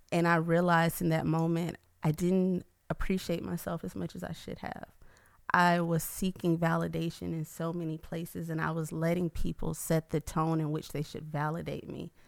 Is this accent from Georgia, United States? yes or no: yes; Atlanta, Georgia, United States; moved away as an adult; now in Baton Rouge, United States; I'm originally from Atlanta